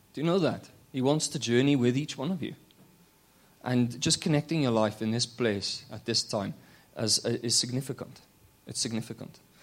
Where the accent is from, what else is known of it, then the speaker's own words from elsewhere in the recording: Wales, United Kingdom; now in London, United Kingdom; I'm from London. I'm originally from Wales